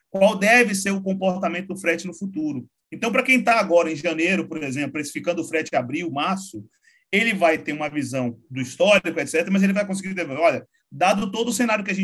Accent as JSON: {"language": "Portuguese", "town": "Salvador", "region": "Bahia", "country": "Brazil", "tie": "born or raised there", "also_born_or_lived": "Uberlândia", "moved": "yes", "lives_now": "São Paulo, Brazil", "said": "Eu sou de lá de Salvador, sou nascido e criado lá mas já tem uns 15 anos que eu estou em São Paulo. Passei sete anos em Uberlândia"}